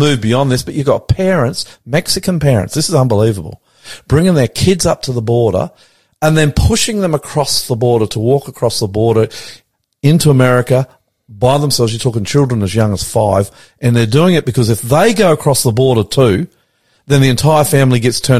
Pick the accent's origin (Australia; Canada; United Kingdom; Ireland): Australia; I'm the Aussie pastor coming to you from our studios in northwest Sydney